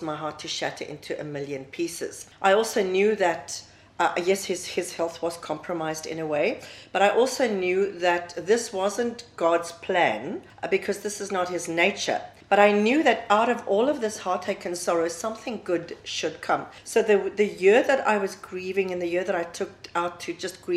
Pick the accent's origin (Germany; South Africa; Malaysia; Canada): South Africa; moved away as an adult; now in Dubai, United Arab Emirates; I'm South African, and I have been living in Dubai now for the past 11 years.